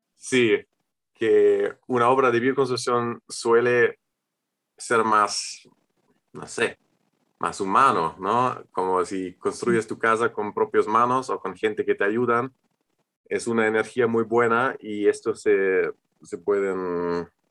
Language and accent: Spanish; Germany; Spanish is a second language; soy alemán y estudio arquitectura